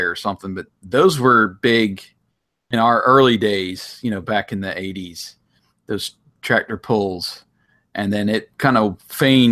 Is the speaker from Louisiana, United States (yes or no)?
no; Curwensville, Pennsylvania, United States; Kerwinsville Days, which was in my hometown